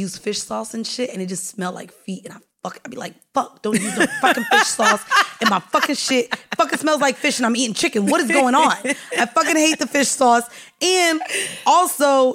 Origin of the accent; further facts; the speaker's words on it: the South, United States; I'm from the South